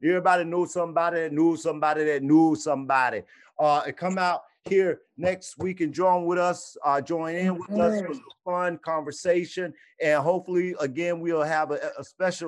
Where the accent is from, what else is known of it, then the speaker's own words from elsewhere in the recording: the South, United States; I'm from the South